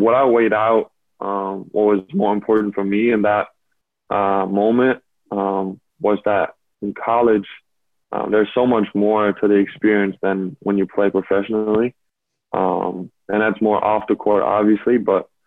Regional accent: Berlin, Germany; moved away; I grew up in Berlin, like you said. So it was a dream come true to play for my hometown team that I grew up watching

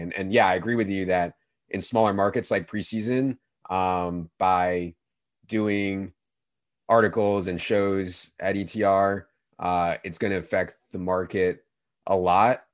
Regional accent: Virginia, United States; I grew up in Virginia

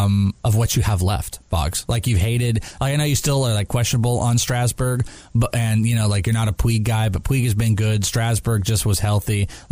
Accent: Wales, United Kingdom; I am Welsh.

